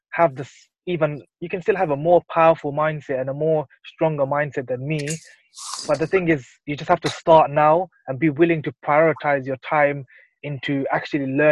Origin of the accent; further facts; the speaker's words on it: London, United Kingdom; I was born and raised here in London. I've lived here all my life.